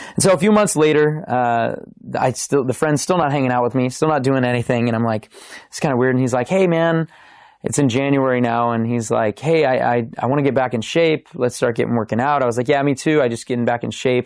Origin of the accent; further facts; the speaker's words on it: Simi Valley, California, United States; I grew up in Simi Valley, California